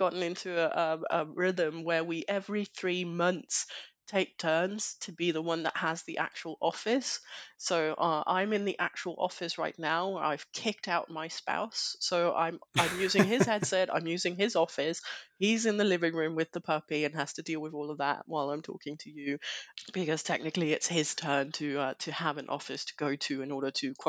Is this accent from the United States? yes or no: no; Denmark; English is a second language; So I'm from Denmark.